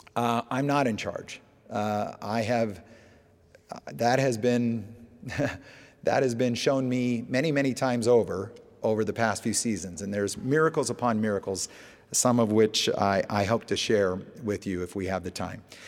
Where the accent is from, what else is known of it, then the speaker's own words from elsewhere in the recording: Alaska, United States; moved away; I grew up in Alaska